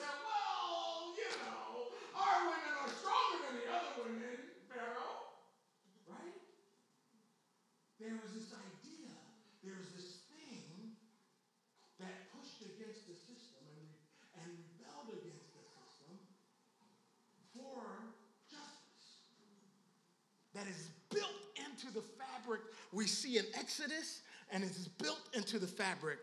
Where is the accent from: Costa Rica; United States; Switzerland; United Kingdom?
United States; Philadelphia, Pennsylvania; I'm from Philly